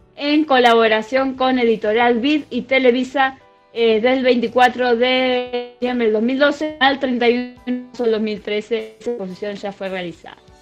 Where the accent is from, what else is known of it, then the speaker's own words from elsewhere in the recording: Argentina; nosotros los argentinos